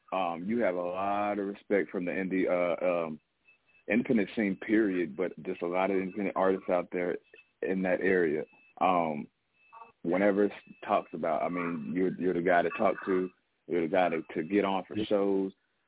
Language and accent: English; Oklahoma City, Oklahoma, United States; I'm from Oklahoma City, Oklahoma.